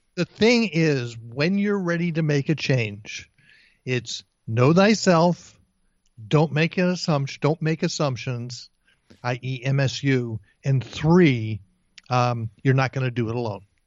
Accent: East Brunswick, New Jersey, United States; moved away as an adult; also born or lived in Bayside, Queens, New York; I was born in Bayside, Queens, and when I was a year and a half old, I grew, I, we moved to East Brunswick, New Jersey

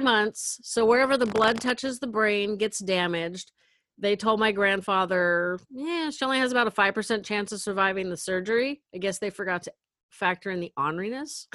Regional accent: Northern California, United States; I'm from Northern California

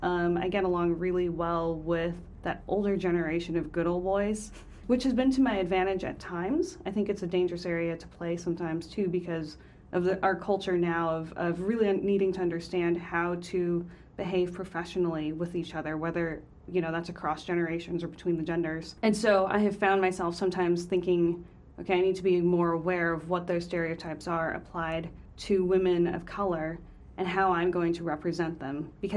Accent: Hong Kong; also born or lived in Minnesota; But my parents really developed kind of an insular household in the sense that I felt like we grew up in Minnesota as an island inside Hong Kong, and you'd go out into Hong Kong, but it almost felt like a completely different world

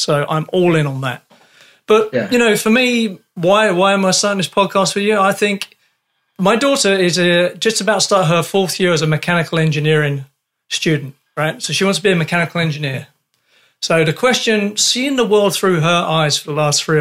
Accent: London, United Kingdom; moved away; also born or lived in Canada; I come from London.

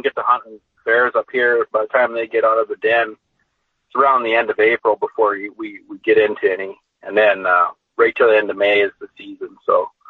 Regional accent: Alberta, Canada; I'm from Alberta, Canada

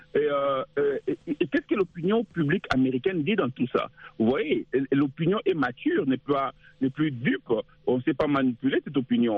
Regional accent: DR Congo; now in United States; chez nous au Congo, à l'est du pays

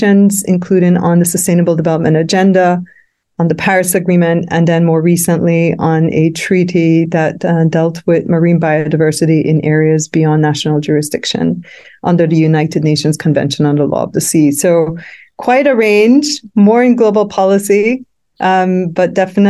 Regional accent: Belize; I'm from Belize, and Belize is counted as amongst the Caribbean small island developing states

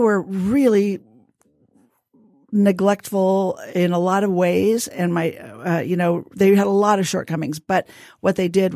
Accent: Fresno, California, United States; also born or lived in Van Nuys, California; when I was small, we moved up to Fresno, which is right in the middle of the state.

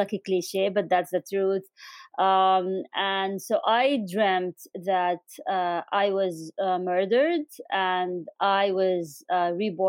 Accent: Amman, Amman Governorate, Jordan; moved away as an adult; also born or lived in United Kingdom / Doha, Qatar; now in Washington, D.C., United States; I was born in Amman, Jordan, in the late 70s. So now everyone knows how old I am. And I grew up in, back when Amman was really small

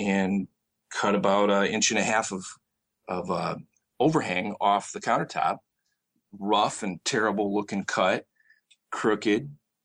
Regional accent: Michigan, United States; moved away as an adult; also born or lived in Tempe, Arizona; now in Arizona, United States; I'm originally from Michigan, actually. I grew up there and got into my early adult life there before I moved out here to Arizona.

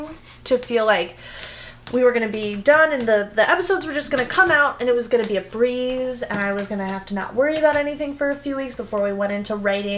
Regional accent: Chicago, Illinois, United States; I've lived here my whole life

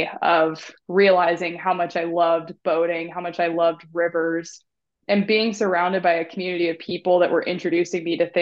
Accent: Alaska, United States; It's home sweet home, right? Like it's where I was born and raised

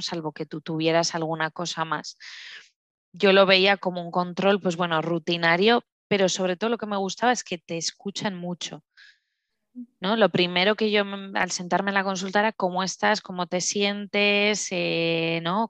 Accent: Huesca, Aragon, Spain; moved away as an adult; also born or lived in French-speaking Switzerland; now in Switzerland; yo soy de Huesca, de Huesca capital, aunque sea pequeñita. Eh, vivo en Suiza, en la parte francesa, ya desde hace cuatro años y medio

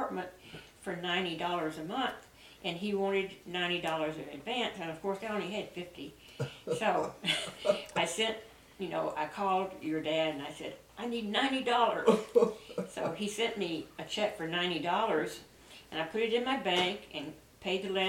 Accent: northeast Texas, United States; moved away; also born or lived in California; in Kaysen, Kaysen had about 200 people.

